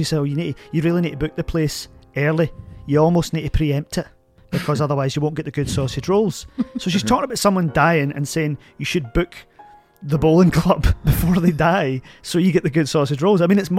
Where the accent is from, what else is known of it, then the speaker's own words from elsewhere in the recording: Glasgow, Scotland, United Kingdom; I went to St. Tam's in Jordan Hill, St. Thomas Aquinas.